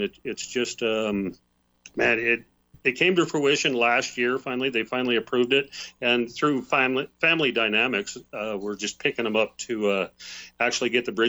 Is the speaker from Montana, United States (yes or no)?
yes; Helena, Montana, United States; He grew up right here in Helena, Montana, which is my hometown. I grew up here as well